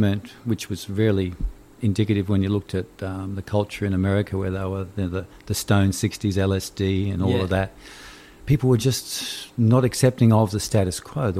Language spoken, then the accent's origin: English; Brisbane, Queensland, Australia; I'm from Brisbane